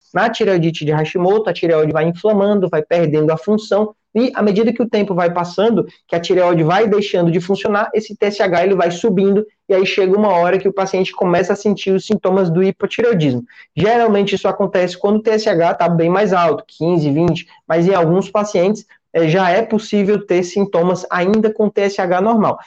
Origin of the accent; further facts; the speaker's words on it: Ceará, Brazil; eu sou daqui do Ceará